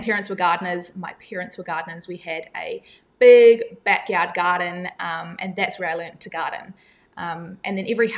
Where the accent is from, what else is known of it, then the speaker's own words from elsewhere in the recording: Whangarei, Northland, New Zealand; moved away as an adult; now in Perth, Australia; I come from a small town about 3 hours north of Auckland, which is called Whangarei. I grew up there for the first 18 years of my life